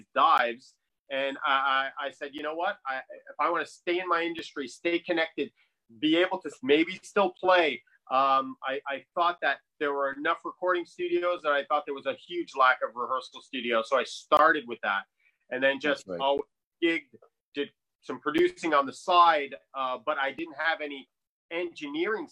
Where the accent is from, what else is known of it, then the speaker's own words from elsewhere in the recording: Montreal, Quebec, Canada; also born or lived in New York; I am originally from Montreal. Lived in New York for a while.